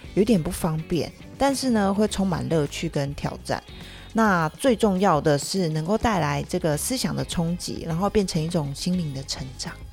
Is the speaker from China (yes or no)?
no; Taiwan; 我是节目里唯一的一个台湾主持人。那我在二零一三年的时候，曾经一个人从德国花了一年的时间骑单车回到台湾。那现在呢，就是努力地在自己的家乡，延续这个旅行所带来的生活体验